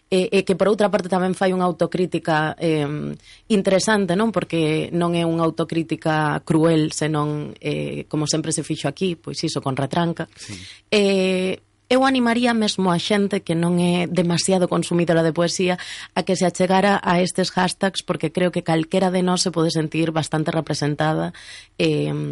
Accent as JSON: {"language": "Galician", "town": "Ourense", "region": "Galicia", "country": "Spain", "said": "todas as persoas que somos de Ourense"}